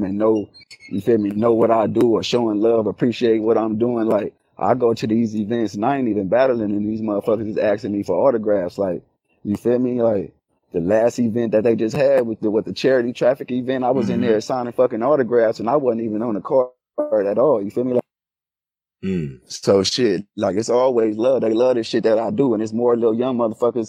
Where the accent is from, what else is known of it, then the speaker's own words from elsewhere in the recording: West Coast, United States; I was from the West Coast